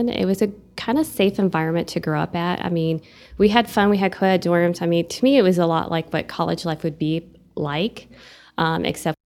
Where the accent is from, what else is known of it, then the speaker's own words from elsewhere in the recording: Eau Claire, Wisconsin, United States; moved away as an adult; now in Amarillo, United States; Amarillo felt a lot like my hometown. And my hometown in Eau Claire was uh, a bigger city, agriculture surrounding it.